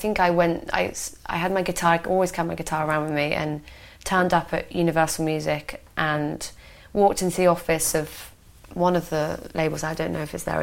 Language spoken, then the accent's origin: English; Hereford, West Midlands, United Kingdom; moved away as an adult; I had this solid job in Hereford, and you know I could make a good, decent wage. And I missed my hometown